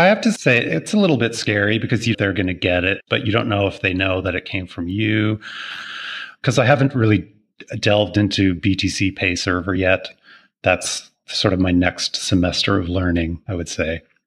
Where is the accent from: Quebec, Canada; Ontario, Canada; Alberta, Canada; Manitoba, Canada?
Ontario, Canada; Toronto; moved away as an adult; also born or lived in Montreal; now in Maui, United States; I'm Canadian born, I suppose. Uh, born in Toronto, lived in Montreal for a little bit.